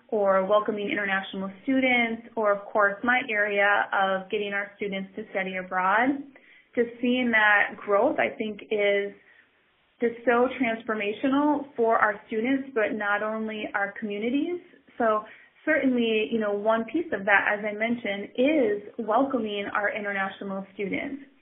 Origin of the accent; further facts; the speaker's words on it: Oconto, Wisconsin, United States; I grew up in Oconto, wonderful small city, um, but not very diverse when it comes to ethnicity